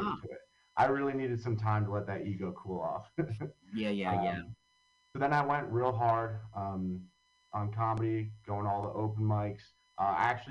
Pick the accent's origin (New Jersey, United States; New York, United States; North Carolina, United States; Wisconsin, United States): New Jersey, United States; Long Valley; also born or lived in Hoboken, New Jersey; I grew up in Long Valley, New Jersey